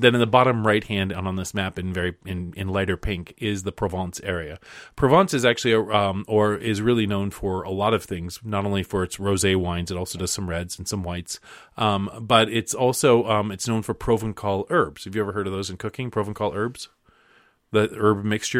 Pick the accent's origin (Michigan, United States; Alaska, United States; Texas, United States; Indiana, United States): Alaska, United States; moved away; when I was growing up in Alaska, I used to walk from the bus stop to my house